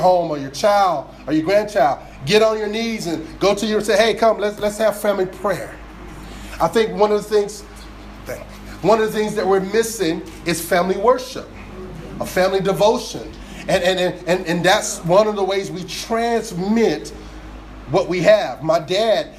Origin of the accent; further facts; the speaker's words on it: New Jersey, United States; I grew up down in South Jersey.